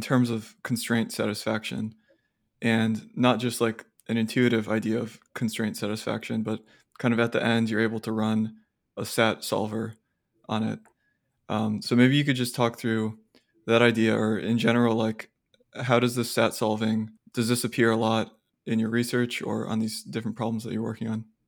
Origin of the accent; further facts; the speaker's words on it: Austin, Texas, United States; I grew up in Austin